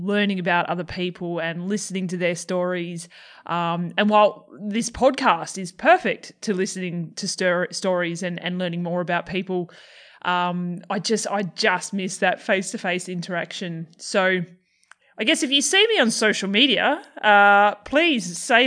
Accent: Australia; accent: Australian; my Australian accent

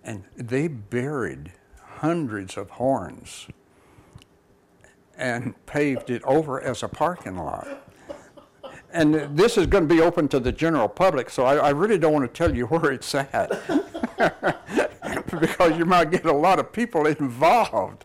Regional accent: Tennessee, United States; moved away; I was from Tennessee

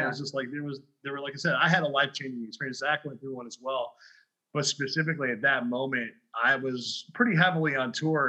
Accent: Highland, Indiana, United States; moved away as an adult; also born or lived in Chicago / Colorado; I grew up in Indiana. Then after high school, I ended up in Chicago because I was DJing relentlessly.

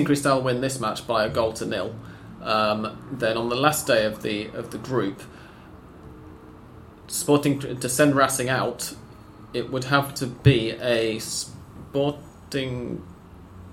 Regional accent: England, United Kingdom; We're British. I'm English

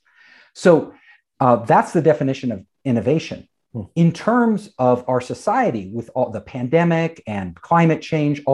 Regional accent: California, United States; I'm from California. You know, I'm a California native

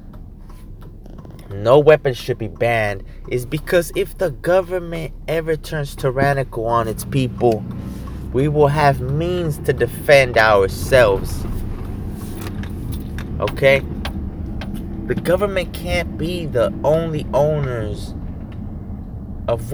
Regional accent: United States; I am an American patriot

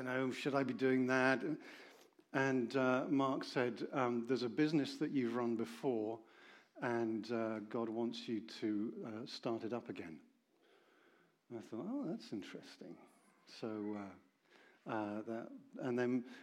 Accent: Oxford, South East England, United Kingdom; I come from Oxford

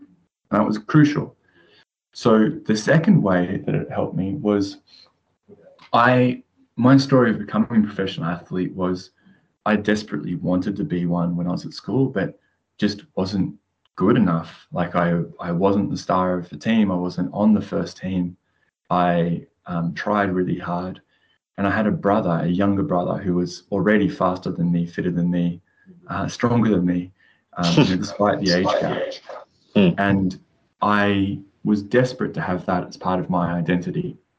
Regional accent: Australia; now in England; a pivotal moment for me was when I came from Australia to England and started studying.

